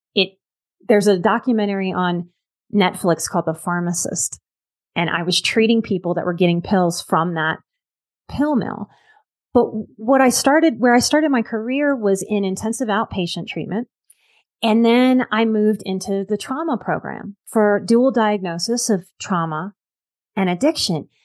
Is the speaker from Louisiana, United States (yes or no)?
yes; New Orleans, Louisiana, United States; moved away; I'm from New Orleans, which is like the vice drinking capital of the entire planet.